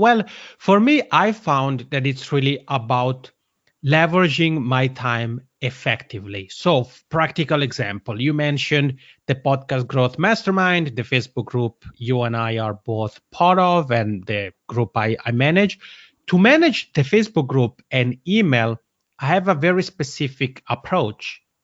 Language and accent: English; Italian-speaking part of Switzerland, Italian-speaking Switzerland, Switzerland; accent: Macronian; first language Italian; English is a second language; English isn't my mother tongue, but Italian is. I'm originally from the Italian-speaking part of Switzerland.